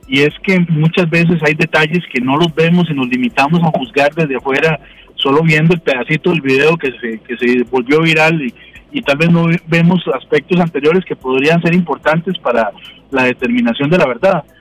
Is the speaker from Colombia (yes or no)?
no; Cartago, Costa Rica; como decimos eh, en Cartago, yo que soy de Cartago